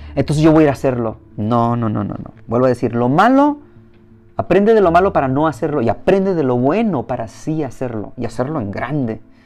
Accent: Mexico; now in United States; como mexicano

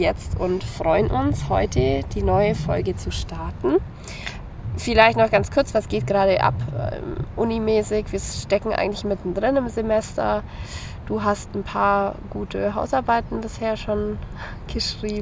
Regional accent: Ottobeuren, Bavaria, Germany; also born or lived in Eichstätt; bei mir in meiner Heimat

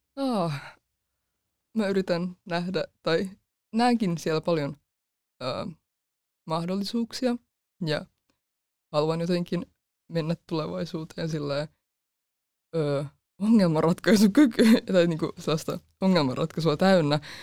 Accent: Helsinki, Uusimaa, Finland; Mä oon 18 ja mä oon Helsingistä lukioopiskelija.

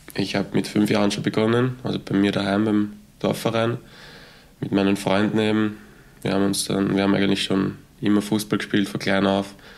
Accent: Götzendorf an der Leitha, Lower Austria, Austria; ich bin aus Niederösterreich, ähm, genau aus Götzendorf an der Leiter

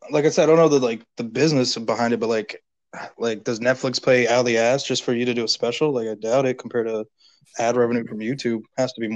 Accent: Boca Raton, Florida, United States; I guess I grew up here and I'm, I still live here.

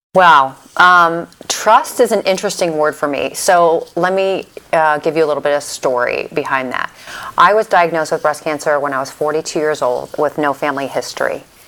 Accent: St. Louis, Missouri, United States; also born or lived in Dallas, Texas; now in Miami, United States; I'm from St. Louis originally, and then I lived in Dallas for many, many years

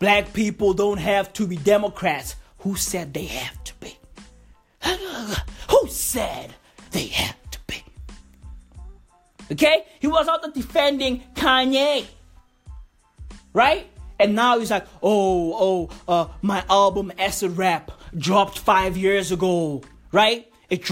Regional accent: South Africa; I'm reporting live from South Africa right now. This is where I was born. This is where I live

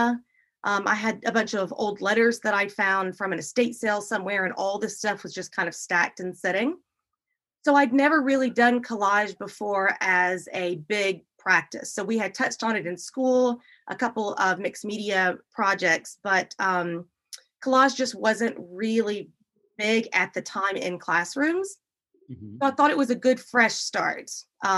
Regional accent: Dayton, Tennessee, United States; now in Chattanooga, United States; I am actually originally from Dayton, Tennessee, which is about 30, 40 minutes north of here

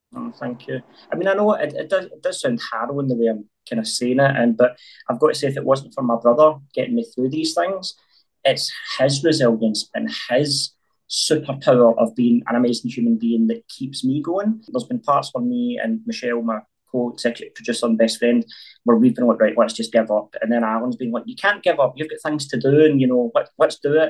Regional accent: Glasgow, Scotland, United Kingdom; it was tough growing up in North Glasgow

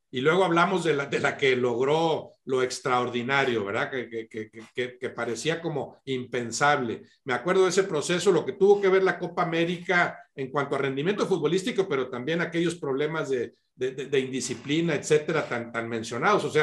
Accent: Mexico; moved away as an adult; now in Guatemala

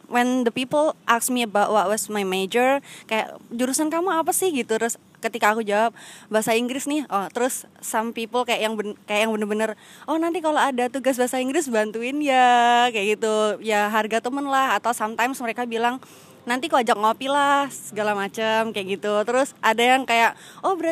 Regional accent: Lampung, Indonesia; now in Yogyakarta, Indonesia; Saya berasal dari Lampung.

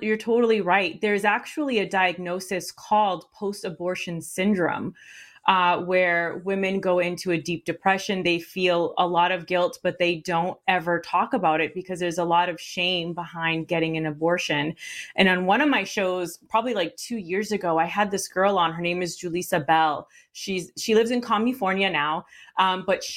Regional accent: Puerto Rico; now in United States; I was born here, but I grew up in Puerto Rico

